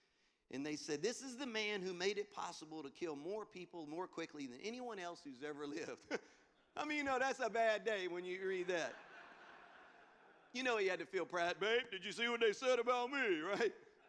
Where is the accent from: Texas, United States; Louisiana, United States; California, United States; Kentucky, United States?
Louisiana, United States; Baton Rouge; moved away as an adult; So I'm from Louisiana originally, from Baton Rouge. Moved and started Bayside 15 years ago.